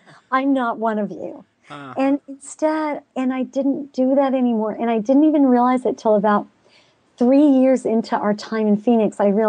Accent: Pakistan; People don't realize I grew up in Pakistan.

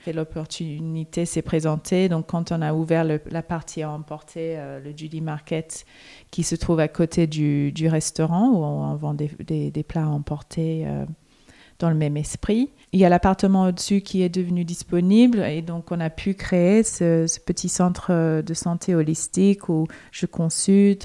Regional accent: Melbourne, Victoria, Australia; moved away as an adult; now in Paris, France; je viens de Melbourne, donc on avait quand même les quatre saisons

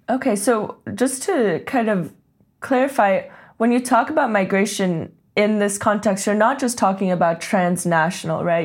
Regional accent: Silicon Valley, California, United States; growing up in Silicon Valley

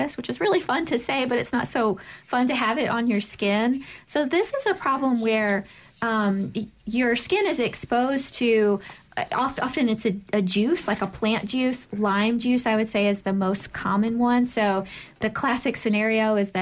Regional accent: Pine Bluff, Arkansas, United States; moved away as an adult; also born or lived in Nashville, Tennessee / Washington, D.C. / Columbus, Ohio; now in Mississippi, United States; So I've lived all over the place. So I grew up in Pine Bluff, Arkansas.

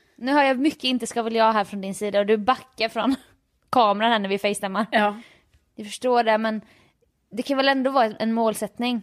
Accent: Jönköping, Jönköping County, Sweden; jag är från Jönköping

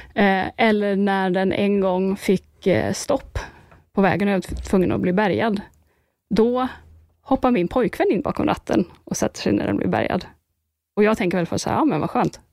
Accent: Sweden; här hemma i Sverige

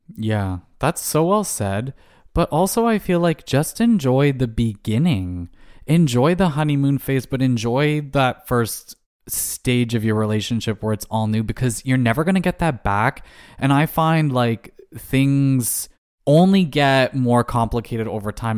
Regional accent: Canada; as a Canadian

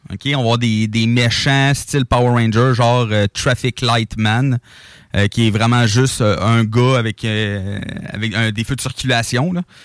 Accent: Quebec, Canada

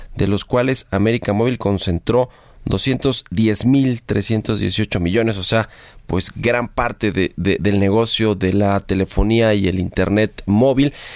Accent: Mexico

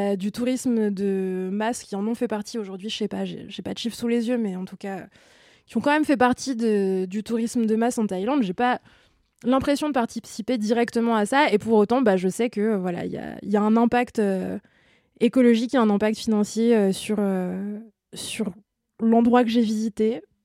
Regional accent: France; Nous, en tant que Français et euh, membres de l'espace Schengen

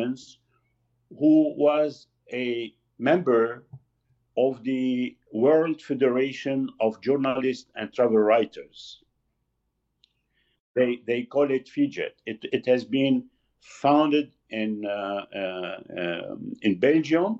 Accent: Lebanon; moved away as an adult; also born or lived in Beirut; now in Quebec, Canada; I am from Lebanon. I'm Lebanese.

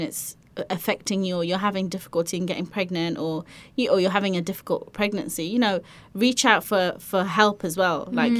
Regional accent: Semarang, Central Java, Indonesia; I was born in Indonesia, Semarang.

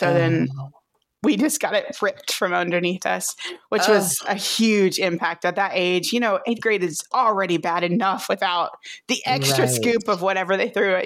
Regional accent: Crowley, Texas, United States; moved away as an adult; also born or lived in Grand Prairie, Texas / Richmond, Virginia / Fort Worth, Texas; I was born in Grand Prairie, Texas, which is right down the road from Fort Worth, and raised in Crowley, and right down the road.

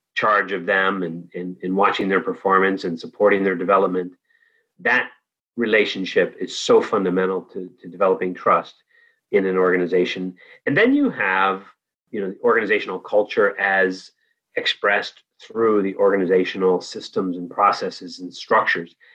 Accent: Danville, California, United States; moved away as an adult; also born or lived in Santa Barbara / France / Nepal; I grew up in the East Bay, San Francisco Bay Area, in Danville

